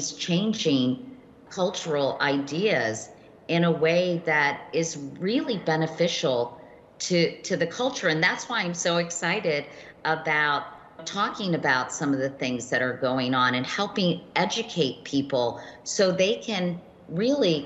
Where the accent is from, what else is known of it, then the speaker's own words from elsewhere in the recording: Virginia, United States; I grew up in Virginia.